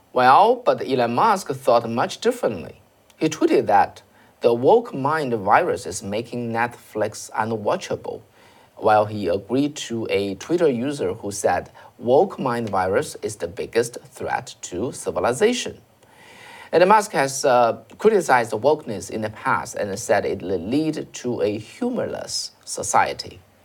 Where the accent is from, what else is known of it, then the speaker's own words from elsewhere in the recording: China; moved away; I'm coming from China